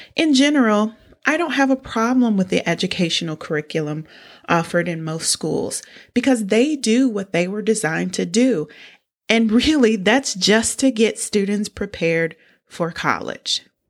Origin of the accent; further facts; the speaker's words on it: United States; I'm from small town U S